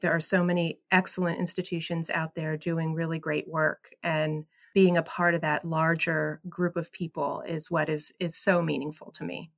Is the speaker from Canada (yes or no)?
no; State College, Pennsylvania, United States; I grew up in State College around Penn State